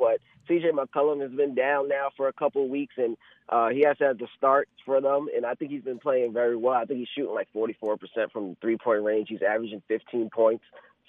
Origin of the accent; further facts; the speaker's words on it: New York, United States; because I'm from New York, so I hear a lot of New York Knicks chatter.